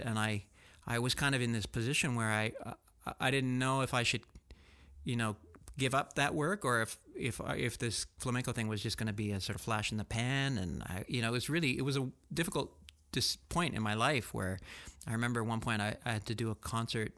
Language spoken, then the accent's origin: English; Canada; born or raised there; also born or lived in France / Barcelona, Spain